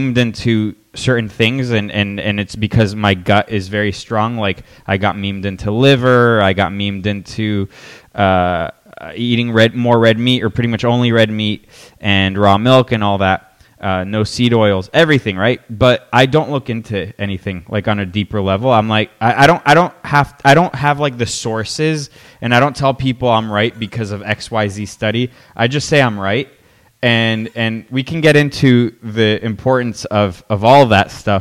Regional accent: Miami, Florida, United States; I grew up in Miami, Florida

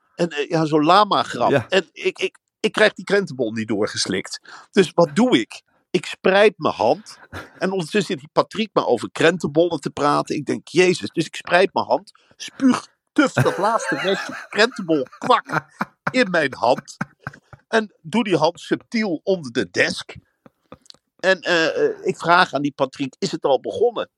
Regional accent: Veluwe, Gelderland, Netherlands; Ik kom uit de Veluwe

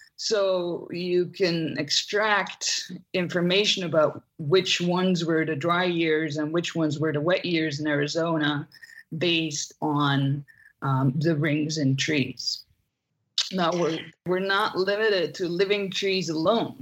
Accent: Belgium; moved away; I'm from Belgium originally.

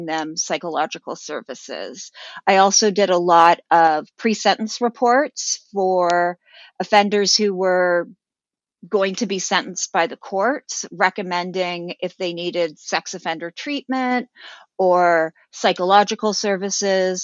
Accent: Toronto, Ontario, Canada; moved away; I grew up in Toronto, Canada

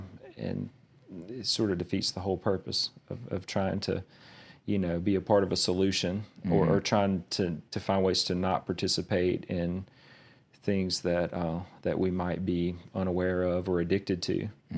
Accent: Verona, United States; So I grew up on Martin Luther King Drive in a little town called Verona. And so it's very much a marginalized part of town

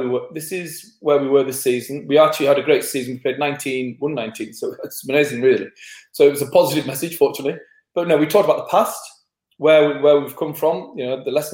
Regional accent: England, United Kingdom; being English

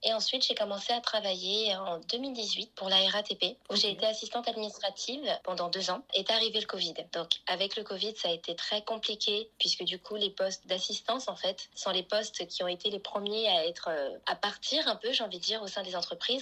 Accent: Paris, Île-de-France, France; moved away as an adult; now in Lisbon, Portugal; je suis née sur Paris, maintenant je suis sur Lisbonne

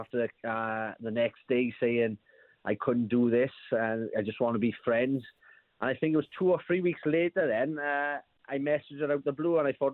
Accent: South Wales, United Kingdom; we're from South Wales

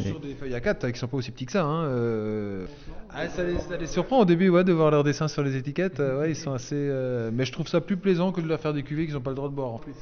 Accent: Alsace, Grand Est, France; j'habite pas Avignon, j'habite pas euh, Toulon, j'habite pas. Donc, euh, je suis alsacien

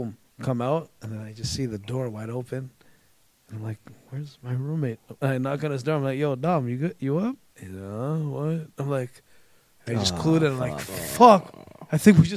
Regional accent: Toronto, Ontario, Canada; I'm from Scarborough

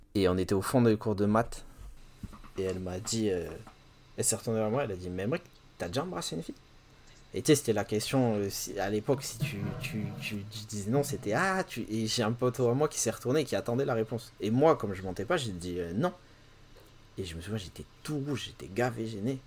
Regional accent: Bordeaux, Nouvelle-Aquitaine, France; il y avait un grand Virgin dans ma ville. Je suis de Bordeaux

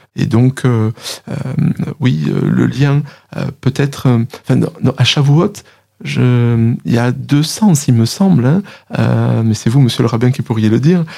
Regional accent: France; on est français, euh, on parle français

